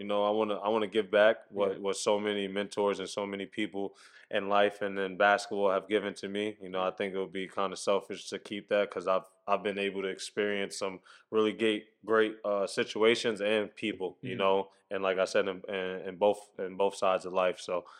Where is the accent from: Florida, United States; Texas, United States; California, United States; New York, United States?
New York, United States; Queens; I'm from Queens, so St. John's is no more than 20 minutes from my house, you know.